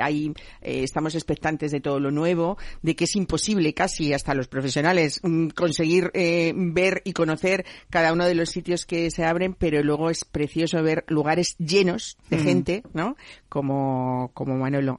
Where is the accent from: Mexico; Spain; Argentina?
Spain; Community of Madrid; somos los madrileños